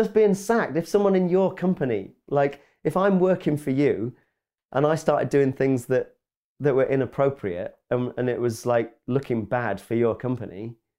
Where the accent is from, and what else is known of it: Grimsby, Yorkshire and the Humber, United Kingdom